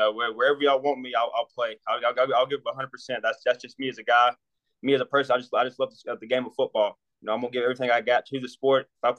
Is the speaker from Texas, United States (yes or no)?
no; Alabama, United States; moved away; also born or lived in New Mexico; I'm down south, man, from Alabama.